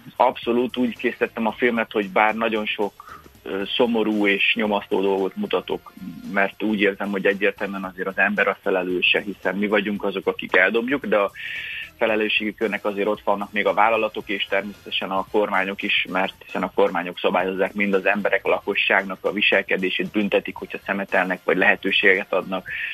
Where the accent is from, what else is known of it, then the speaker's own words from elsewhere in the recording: Hungary; mi magyarok